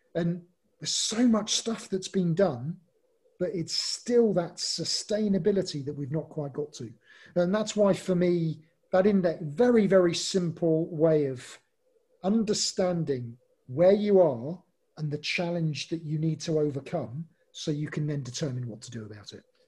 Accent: England, United Kingdom; I'm English

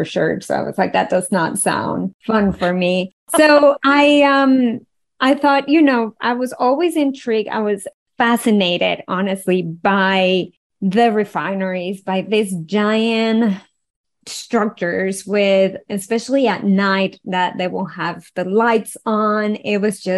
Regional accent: Venezuela; I was born and raised in Venezuela, and growing up in an oil-rich country

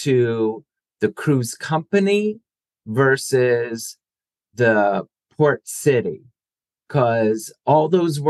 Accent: New Jersey, United States; I grew up in South Jersey

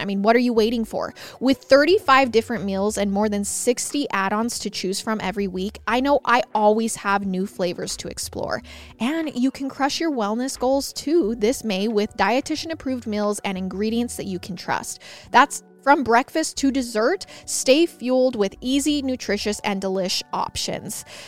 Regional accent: Idaho, United States; I'm from Idaho

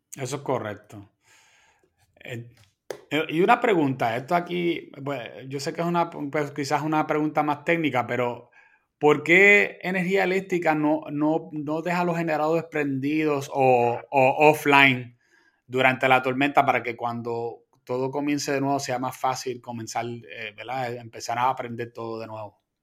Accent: Puerto Rico

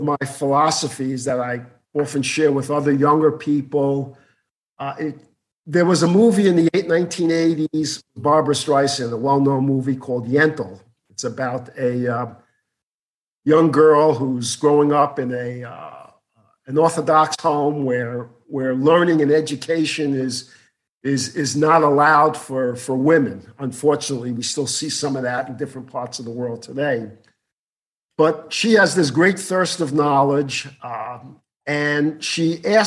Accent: New York City, New York, United States; moved away as an adult; also born or lived in Ohio; I was born and raised in Brooklyn.

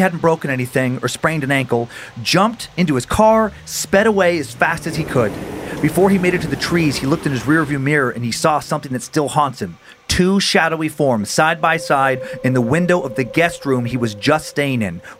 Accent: Riggins, Idaho, United States; We didn't have any of those growing up around Riggins

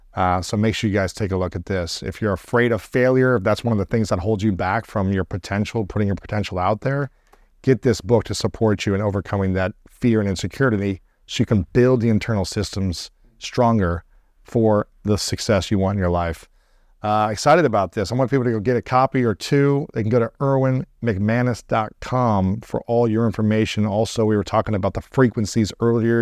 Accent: Columbus, Ohio, United States; my hometown, so Columbus

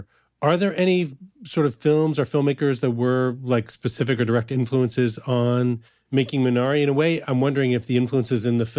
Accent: Midwest, United States; And it's funny, you know, I'm also from the Midwest.

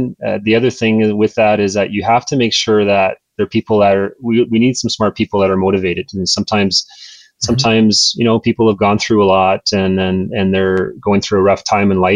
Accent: New Brunswick, Canada; I grew up in New Brunswick

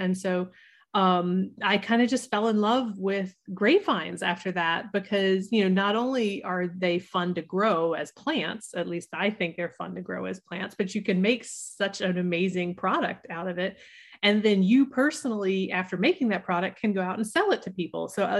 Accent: the South, United States; Well, it's funny because like I grew up in the South, and at that time, like wine was not a thing that we did in the South.

